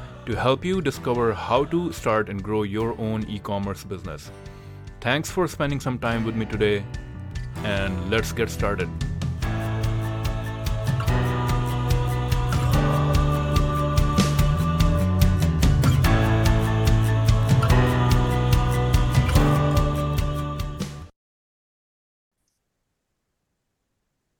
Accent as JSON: {"language": "English", "country": "India", "said": "I'm from India, and I know there's a big herb tradition there"}